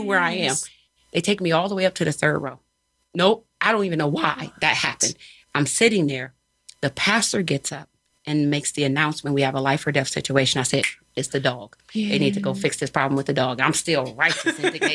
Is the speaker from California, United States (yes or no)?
no; Philadelphia, Pennsylvania, United States; I'm not from here. I didn't just come from down the block. I'm here from Philly